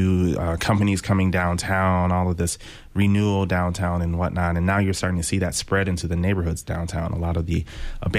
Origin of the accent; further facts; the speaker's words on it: Detroit, Michigan, United States; moved away; I grew up in Detroit